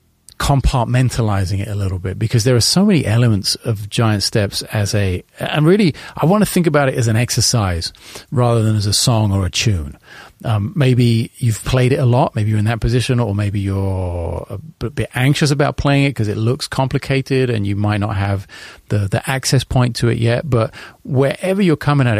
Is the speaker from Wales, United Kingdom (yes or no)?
no; London, United Kingdom; I want to start with London because it's my hometown